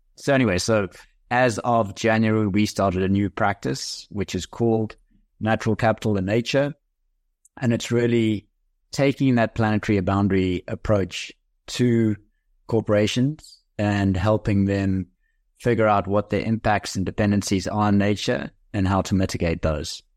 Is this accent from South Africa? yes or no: yes; South Africa; I am South African by birth. I did a couple of business degrees at the University of Cape Town